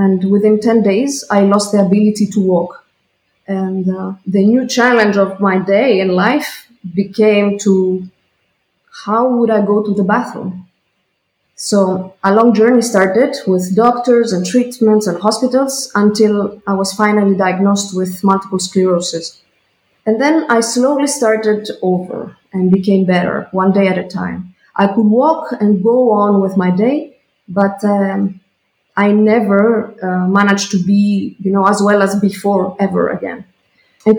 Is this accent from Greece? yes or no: yes; Greece; moved away as an adult; now in Switzerland; I come from Greece